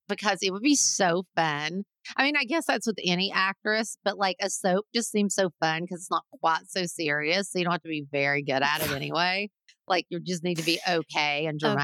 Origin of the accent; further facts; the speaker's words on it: Appalachia, United States; accent: Appalachian / Kentucky; people with my kind of accent right now. In like Kentucky, Appalachia. West Virginia